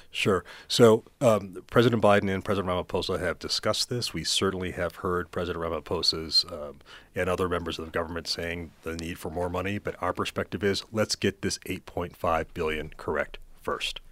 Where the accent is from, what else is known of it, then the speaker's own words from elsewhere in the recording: Florida, United States; moved away as an adult; now in South Africa; in my own home state of Florida